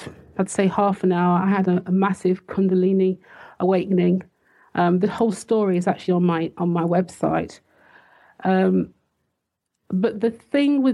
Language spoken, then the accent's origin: English; United Kingdom; also born or lived in Switzerland / Liverpool; I'm British